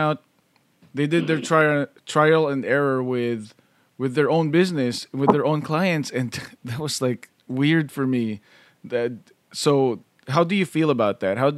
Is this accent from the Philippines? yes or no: yes; Philippines; moved away as an adult; now in California, United States; as a Filipino and a guy in the wedding industry, and we came here in 2008, so I was like 28 years old